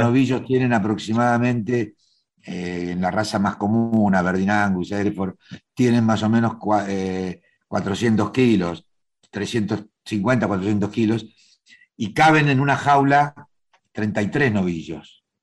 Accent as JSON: {"language": "Spanish", "region": "Buenos Aires", "country": "Argentina", "tie": "born or raised there", "said": "nací en el barrio judío, en el corazón de Once."}